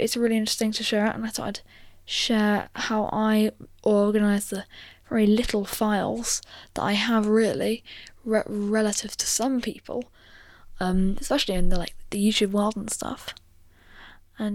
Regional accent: United Kingdom; I'm British

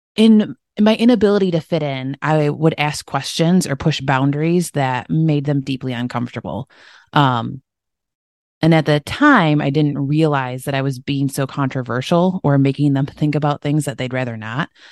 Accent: Michigan, United States; grew up in Michigan, uh, in the United States

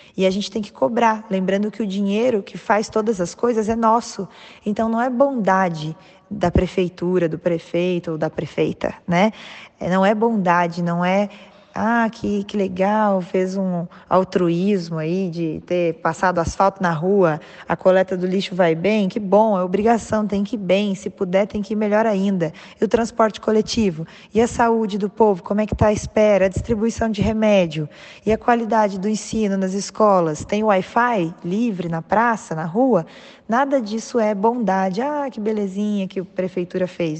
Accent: Taubaté, São Paulo, Brazil; eu sou aqui de Taubaté, no interior de São Paulo, uma terra muito boa.

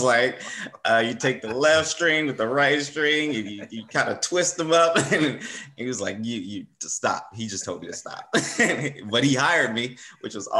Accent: Compton, California, United States; I'm originally from Compton, California. Born and raised there, attended all Compton schools.

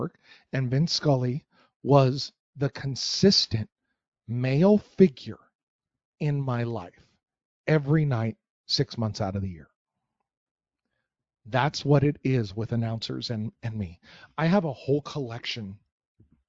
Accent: Los Angeles, California, United States; moved away as an adult; also born or lived in Las Vegas; now in Phoenix, United States; I grew up in Los Angeles

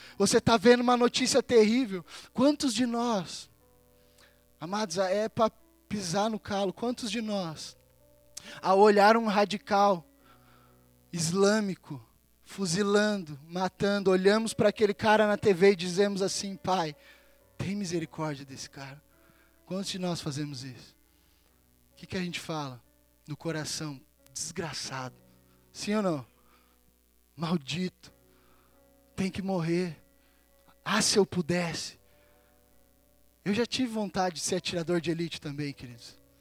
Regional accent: Brazil; now in Campina Grande do Sul, Brazil; como brasileiro

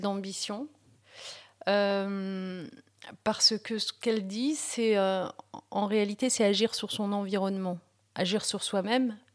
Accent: Picardy, Hauts-de-France, France; French is a second language; also born or lived in Morocco; on s'est installé au, nord de la France en Picardie et, on a vécu l'essentiel de mon enfance et de ma jeunesse

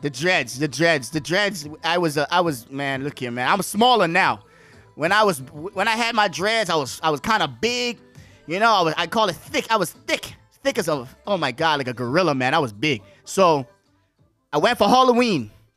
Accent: Bahamas; moved away as an adult; also born or lived in Bronx, New York / Washington; from the Bahamas, I went to school, grew up there.

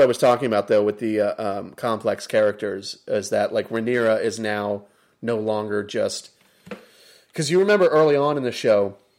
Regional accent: United States; being an American

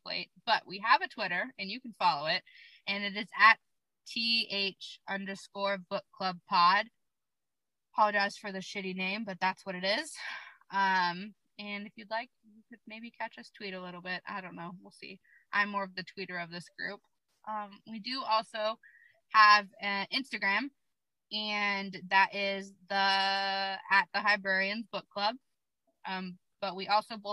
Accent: Alaska, United States; I'm from Alaska

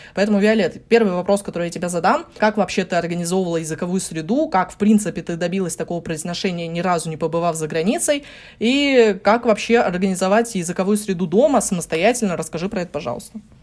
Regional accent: Russia; accent: Russian accent (in English); у меня русский акцент

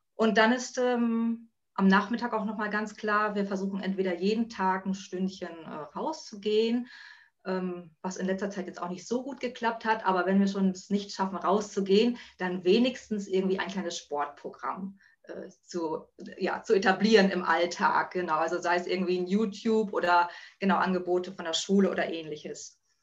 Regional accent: Buxtehude, Lower Saxony, Germany; Ich komme aus Buxtehude

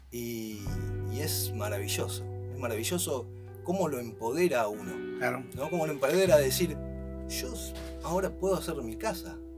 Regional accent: Río Gallegos, Santa Cruz, Argentina; mi familia es toda es de Río Gallegos sí. y eh, ahora vengo justamente desde ahí

